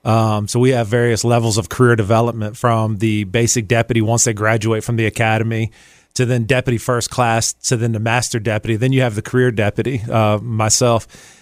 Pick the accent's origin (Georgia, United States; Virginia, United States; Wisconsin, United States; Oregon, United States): Virginia, United States; Chesterfield; Man, I grew up in Chesterfield. Parents live in Chesterfield. I've been in Chesterfield, Thomasdale High School. So I've been here all my life.